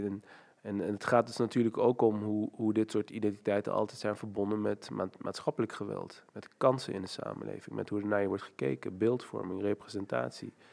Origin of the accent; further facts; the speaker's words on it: Nijmegen, Gelderland, Netherlands; ik ben opgegroeid in Nijmegen, in Hatert, dat is een achterstandswijk.